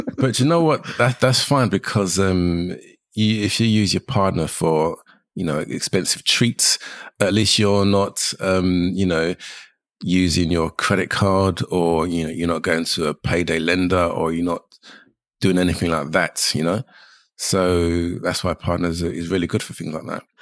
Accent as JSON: {"language": "English", "region": "London", "country": "United Kingdom", "tie": "born or raised there", "said": "I'm a Jamaican Londoner"}